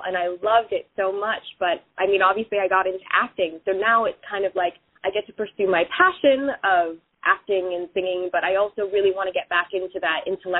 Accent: Hawaii, United States; I grew up in Hawaii

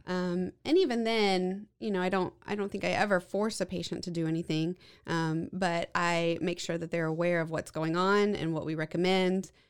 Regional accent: Waco, Texas, United States; I grew up here in Waco and went off and did all my medical training uh, and came back

